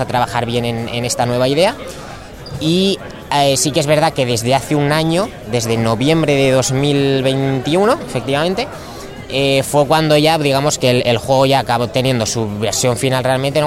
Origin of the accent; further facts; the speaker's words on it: Zaragoza, Aragon, Spain; Nosotros somos de Zaragoza